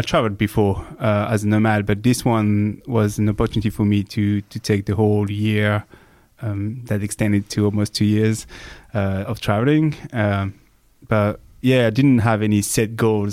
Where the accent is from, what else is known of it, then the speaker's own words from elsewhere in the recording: France; now in Australia; I'm born and raised in France, but I would say that I come from the world